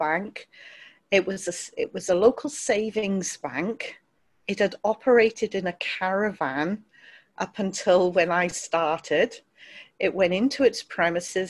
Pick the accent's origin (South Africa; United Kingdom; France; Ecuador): United Kingdom; Wales; also born or lived in London; I ended up being raised in Wales from about the age of five